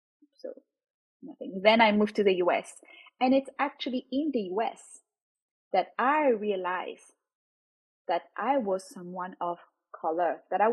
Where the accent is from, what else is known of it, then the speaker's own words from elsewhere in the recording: Réunion; accent: French; English is a second language; moved away as an adult; now in South Bay, United States; I've been living in the US now for almost 7 years. So I'm originally from Réunion Island.